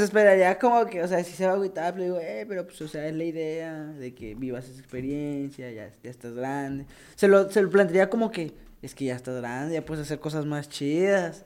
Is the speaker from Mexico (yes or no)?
yes; Mexico; moved away; soy de México y no he visto a mi familia